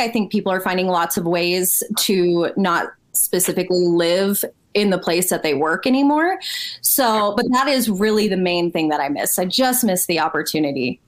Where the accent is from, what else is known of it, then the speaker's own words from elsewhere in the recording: Albuquerque, New Mexico, United States; moved away as an adult; also born or lived in Los Angeles; I'm originally from Albuquerque. I born and raised here